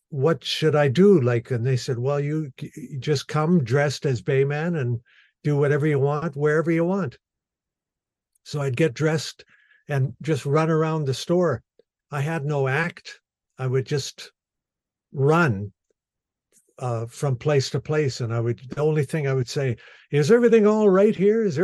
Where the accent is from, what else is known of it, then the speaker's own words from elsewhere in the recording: Winnipeg, Manitoba, Canada; now in Anola, Canada; I'm an entertainer and I've born and raised in Winnipeg and uh, live now in Anola, Manitoba, but uh, lived in Winnipeg for the uh, first years of my life till I was maybe 30